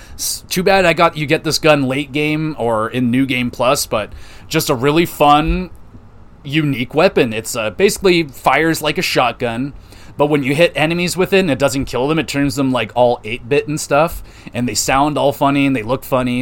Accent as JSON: {"language": "English", "country": "Canada", "said": "I'm a Canadian"}